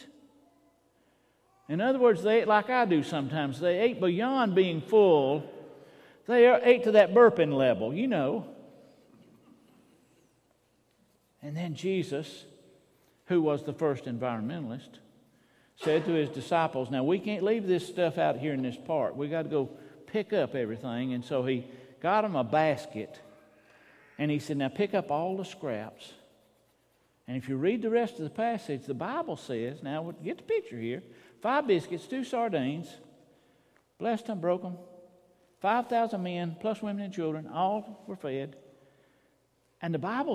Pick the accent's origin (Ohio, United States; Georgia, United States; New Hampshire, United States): Georgia, United States; Gainesville; I was growing up in Gainesville, my brother and I'd get on our bikes